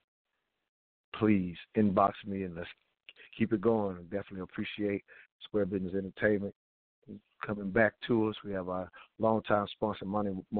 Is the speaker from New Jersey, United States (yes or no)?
no; Honea Path, South Carolina, United States; now in Atlanta, United States; Back where I'm from in Belton. I'm from Huntington Pass, South Carolina.